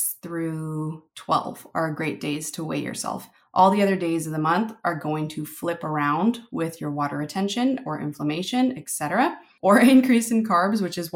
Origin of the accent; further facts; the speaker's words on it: Philippines; I'm Filipino